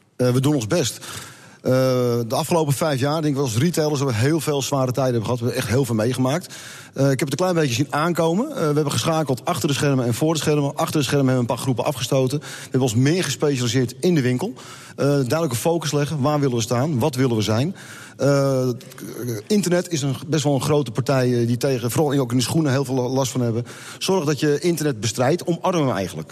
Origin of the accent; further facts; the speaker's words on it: West Friesland, North Holland, Netherlands; wij komen uit West-Friesland